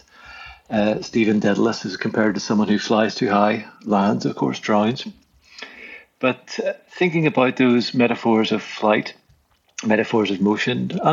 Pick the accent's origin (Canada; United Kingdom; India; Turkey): United Kingdom; Belfast, Northern Ireland; moved away; I grew up in Belfast in the north of Ireland, in a very contested place, and although I am a citizen of the Irish Republic now, I certainly wasn't brought up in that world.